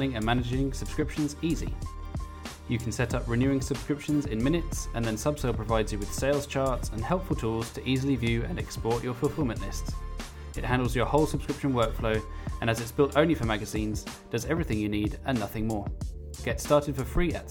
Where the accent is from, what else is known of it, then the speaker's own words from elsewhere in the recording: England, United Kingdom; moved away as an adult; now in Mauritius; I'm from England.